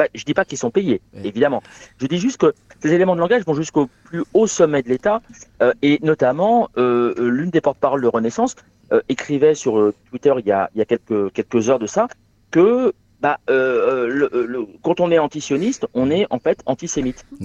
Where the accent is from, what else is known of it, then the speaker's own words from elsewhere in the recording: Asnières-sur-Seine, Île-de-France, France; moved away; also born or lived in Gennevilliers / Saint-Denis; je suis né, euh, Alors, alors je suis parisien, euh, je, suis né euh, à Agnières dans les Hauts-de-Seine